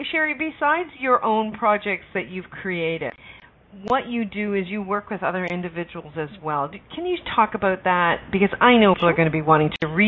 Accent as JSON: {"language": "English", "country": "Canada", "said": "I'm a Canadian."}